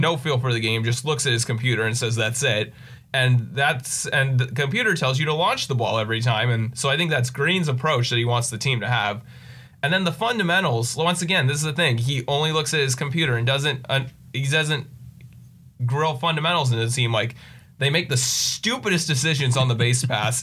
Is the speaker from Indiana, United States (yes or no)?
no; Poway, California, United States; I've lived here in Poway my whole life. So, San Diego native